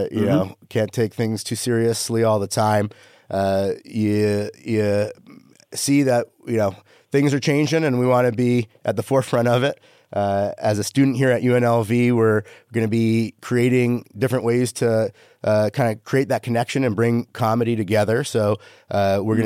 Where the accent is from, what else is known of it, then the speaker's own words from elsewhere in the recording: Canada; I'm Canadian